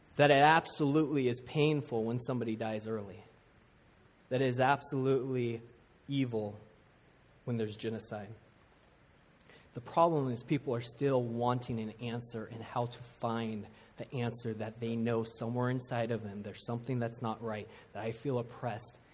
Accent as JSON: {"language": "English", "town": "Seattle", "region": "Washington", "country": "United States", "tie": "born or raised there", "said": "I grew up in Seattle"}